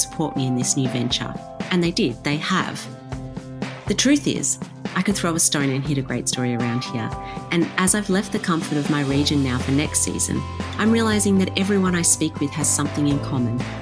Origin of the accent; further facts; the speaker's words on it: Warragul, Victoria, Australia; my hometown of Warragul